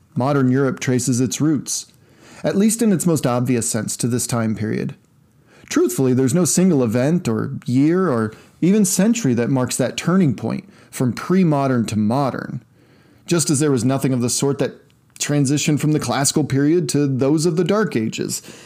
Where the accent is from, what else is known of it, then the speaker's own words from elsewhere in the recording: Midwest, United States; my home state in the United States. Deep in the heart of the continent is viewed. The term used for us is flyover states